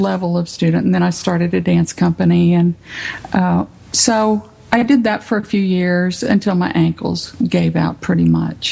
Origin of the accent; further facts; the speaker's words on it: San Benito, Texas, United States; now in Tyler, United States; I grew up in San Benito, but we didn't have any dance studios in San Benito